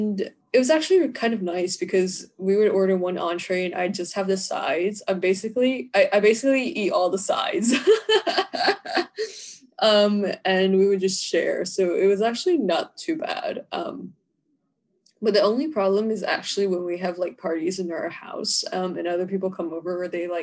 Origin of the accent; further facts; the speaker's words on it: Georgia, United States; I'm from Georgia. I'm in Georgia.